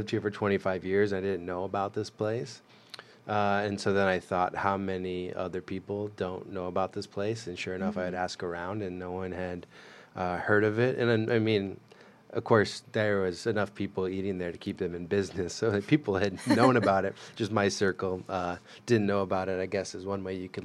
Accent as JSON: {"language": "English", "country": "United States", "tie": "born or raised there", "said": "I grew up in the Quad Cities"}